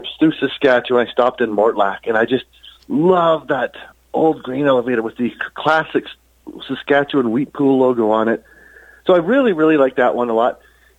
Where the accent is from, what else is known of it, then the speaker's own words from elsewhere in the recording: Houston, Texas, United States; also born or lived in Calgary, Alberta, Canada / Sidney, Montana, United States; now in Shaunavon, Canada; I was raised, actually, mostly in Houston, Texas